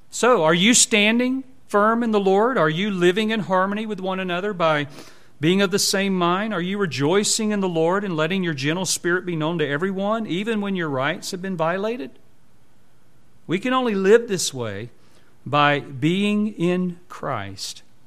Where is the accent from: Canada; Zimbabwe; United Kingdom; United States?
United States; our American citizenship